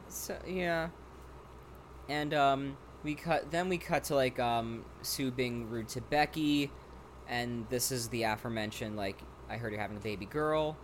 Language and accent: English; Rockland County, New York, United States; born or raised there